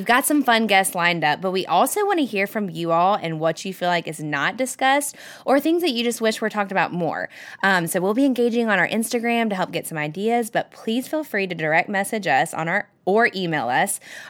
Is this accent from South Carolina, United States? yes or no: yes; Greenville, South Carolina, United States; born and raised in Greenville.